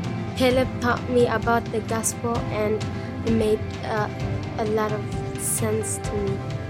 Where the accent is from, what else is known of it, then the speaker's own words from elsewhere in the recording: Ethiopia; When I grew up in Ethiopia, in the village